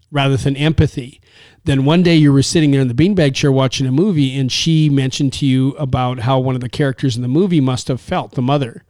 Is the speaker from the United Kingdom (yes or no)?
no; Canada; from Canada